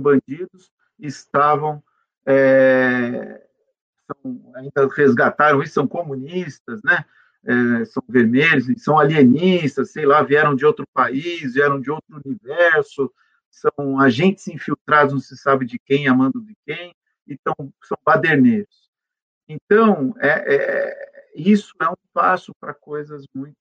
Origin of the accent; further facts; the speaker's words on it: São Paulo, Brazil; nasci aqui em São Paulo, aqui fiquei em São Paulo